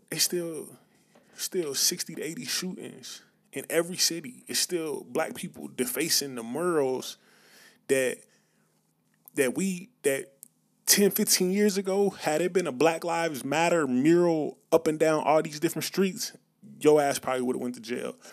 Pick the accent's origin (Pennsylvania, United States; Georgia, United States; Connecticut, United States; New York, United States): Georgia, United States; Atlanta; growing up in the South, growing up in Atlanta, on the outskirts of Atlanta